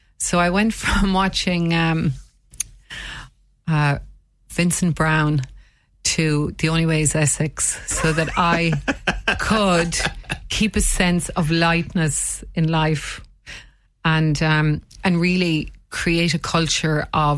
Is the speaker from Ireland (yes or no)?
yes; Munster, Ireland; now in Waterford, Ireland; Well, I'm originally from County Limerick and I moved to Waterford almost 30 years ago.